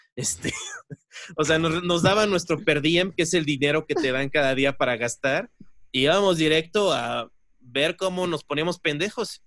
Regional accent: Mexico; accent: Mexican; nuestro verdadero acento mexicano

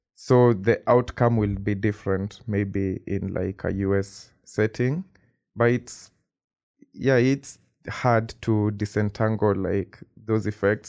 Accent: Kenya; moved away as an adult; now in Princeton, United States; I am from Kenya, like, I've grown up in Kenya all my life

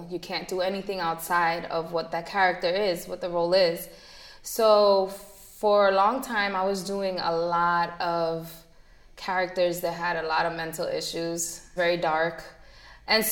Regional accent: Jersey City, New Jersey, United States; also born or lived in Madison, New Jersey; Born and raised in Jersey City

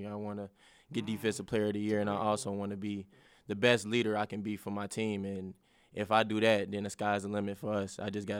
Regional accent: Cincinnati, Ohio, United States; and I'm from Cincinnati, so I've been seeing him play

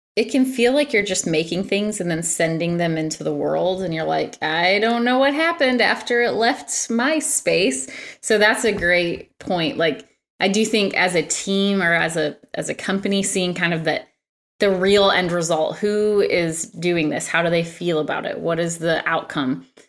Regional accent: Michigan, United States; moved away; I'm from Michigan and, uh, one of my colleagues works in Michigan, so I was home last week

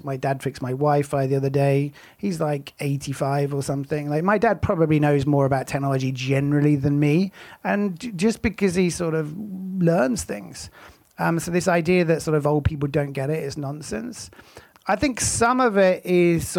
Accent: United Kingdom; now in United States; I think I'm sort of more American now than I am British.

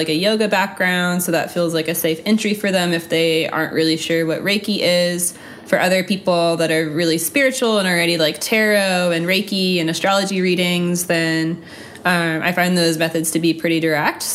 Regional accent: North Carolina, United States; moved away as an adult; also born or lived in Germany; now in Atlanta, United States; I grew up in North Carolina, and then I went to Germany for a year, and then I moved here after.

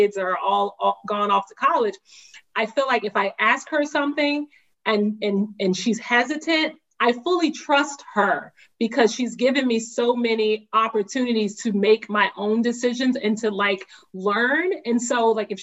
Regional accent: the South, United States; I grew up in the South

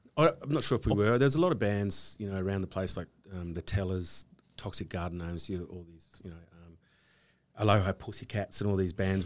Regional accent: Australia; being Australian

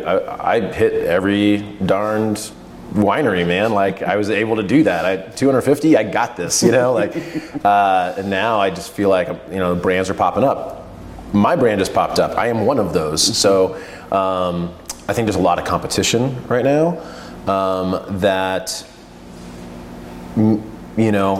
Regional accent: Pennsylvania, United States; now in Oregon, United States; I hail from Pennsylvania

